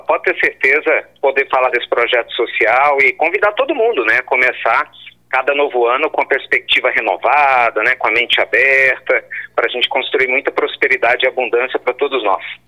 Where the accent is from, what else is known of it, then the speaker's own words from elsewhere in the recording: Pernambuco, Brazil; now in Minas Gerais, Brazil; eu seja nordestino, né? Nasci em Pernambuco e eu moro lá em Minas Gerais